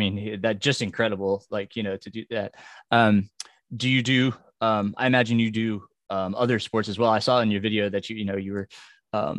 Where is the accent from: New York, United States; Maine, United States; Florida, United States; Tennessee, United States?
New York, United States; I grew up a Yankees fan cause I grew up in New York